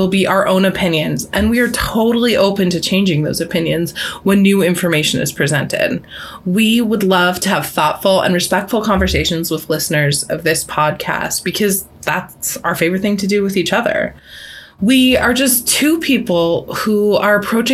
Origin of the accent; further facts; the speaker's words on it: Cambridge, Massachusetts, United States; I grew up in Boston. Well, I grew up in Cambridge